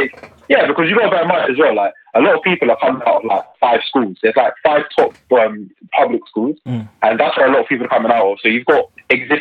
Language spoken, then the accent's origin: English; Luton, East of England, United Kingdom; I'm from Luton, and locally I'm involved in our politics here.